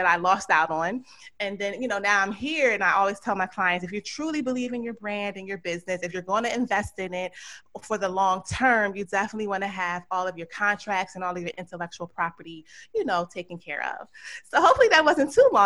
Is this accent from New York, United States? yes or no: no; Philadelphia, Pennsylvania, United States; moved away as an adult; also born or lived in Georgia; grew up in Philadelphia, went to public school there